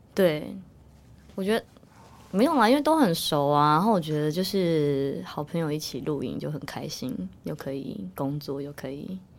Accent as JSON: {"language": "Chinese", "area": "Pinglin", "region": "New Taipei", "country": "Taiwan", "tie": "born or raised there", "said": "因为我在平陵长大"}